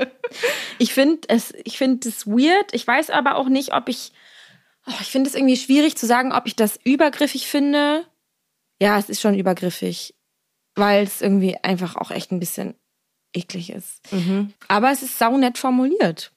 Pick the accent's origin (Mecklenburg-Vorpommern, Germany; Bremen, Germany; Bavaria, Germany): Mecklenburg-Vorpommern, Germany; moved away; in meiner Heimat, also in Mecklenburg-Vorpommern